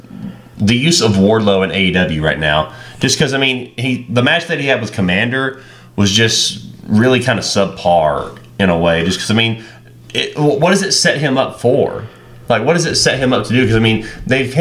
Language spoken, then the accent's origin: English; Birmingham, Alabama, United States; where my hometown is, in Birmingham, Alabama